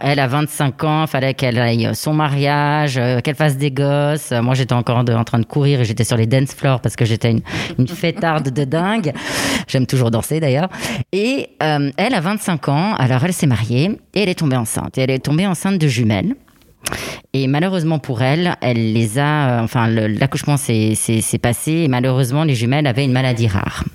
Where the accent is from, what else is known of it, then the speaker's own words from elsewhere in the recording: Switzerland; also born or lived in Italy; je suis suisse et italienne